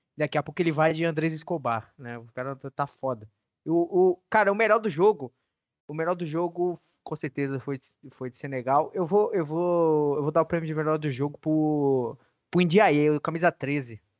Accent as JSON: {"language": "Portuguese", "country": "Brazil", "said": "nós como brasileiros"}